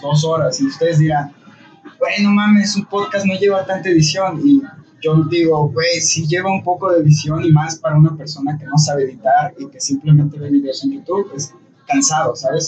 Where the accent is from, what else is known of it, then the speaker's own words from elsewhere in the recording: Bogotá, Colombia; Yo soy de Bogotá, la capital.